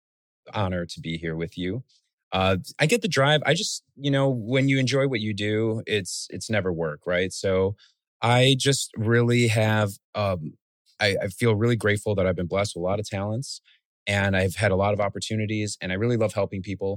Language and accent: English; Chicago, Illinois, United States; also born or lived in Guatemala / Los Angeles; I love being from Chicago. Being a first generation American, growing up in a very immigrant rich city like Chicago